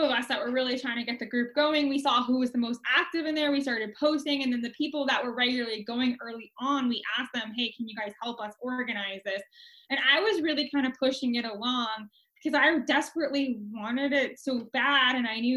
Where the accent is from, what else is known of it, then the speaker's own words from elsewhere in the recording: Central Florida, United States; I'm originally from Central Florida, I moved back here